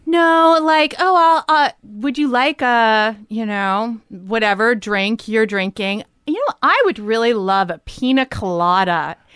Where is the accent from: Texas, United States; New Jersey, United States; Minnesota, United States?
New Jersey, United States; Livingston; moved away; I grew up in Jersey.